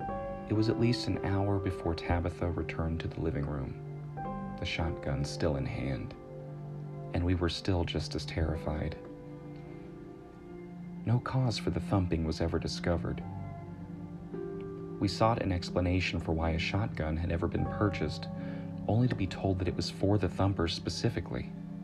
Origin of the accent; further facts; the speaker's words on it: South Carolina, United States; also born or lived in Florida / Utah; We moved from Florida to Utah, though I knew him where I grew up in South Carolina.